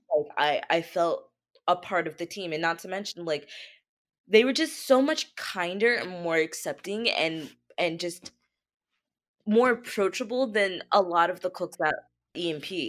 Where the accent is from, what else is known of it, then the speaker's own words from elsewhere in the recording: Easton, Pennsylvania, United States; moved away as an adult; also born or lived in Philadelphia / Nantucket; now in New York, United States; I actually was born and raised a little bit outside of Philly in this small town called Easton